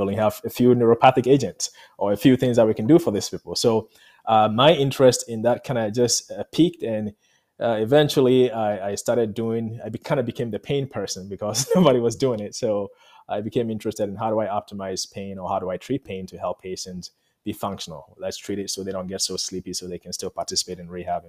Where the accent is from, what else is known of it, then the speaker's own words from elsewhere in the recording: Ghana; moved away; I'm from Ghana